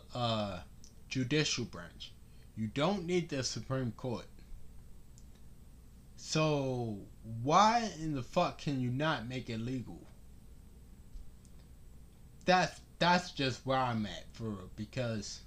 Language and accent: English; Baltimore, Maryland, United States; I'm from Baltimore. Church Lane, to be exact